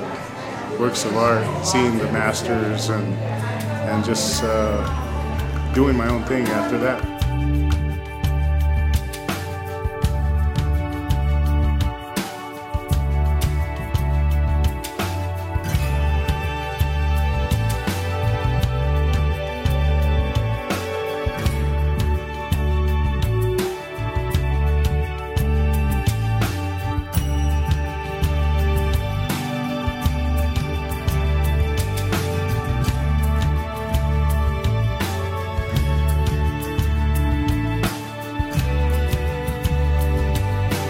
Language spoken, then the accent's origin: English; Jemez Pueblo, New Mexico, United States; growing up in Jemez, and just growing up in the traditional lifestyle